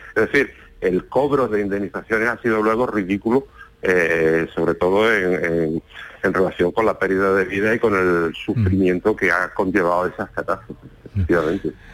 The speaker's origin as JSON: {"language": "Spanish", "town": "Málaga", "region": "Andalusia", "country": "Spain", "lives_now": "Antequera, Spain", "said": "Yo soy malagueño aunque vivo en Antequera"}